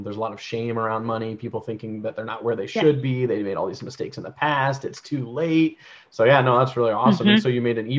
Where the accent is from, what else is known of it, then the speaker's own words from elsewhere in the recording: Georgia, United States; born there; currently based out of Georgia, which is awesome because I was born in Georgia, for anyone who doesn't know.